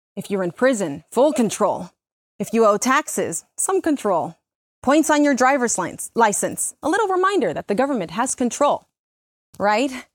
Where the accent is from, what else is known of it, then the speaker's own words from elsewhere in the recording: Mexico; moved away; also born or lived in Miami; When I first came to this country, I was born in Mexico. I lived in Miami.